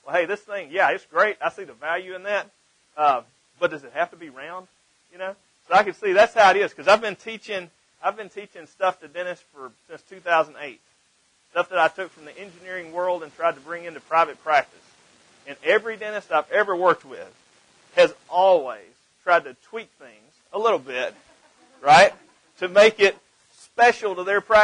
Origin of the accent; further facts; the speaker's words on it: the South, United States; accent: Southern; also born or lived in Mississippi; You can probably tell by my accent that I'm definitely from the South